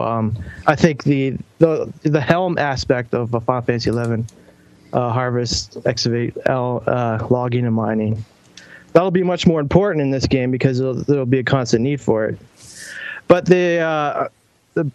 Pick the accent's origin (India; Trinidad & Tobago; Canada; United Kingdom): Canada; I'm from Canada